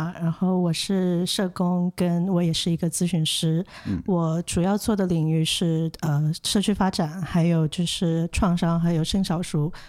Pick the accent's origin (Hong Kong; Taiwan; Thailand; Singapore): Hong Kong; also born or lived in China; now in Australia; 因为我本身是我在香港长大，我也在内地长大